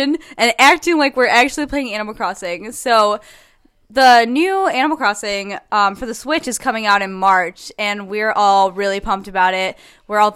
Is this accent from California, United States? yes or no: no; Illinois, United States; We're all from Illinois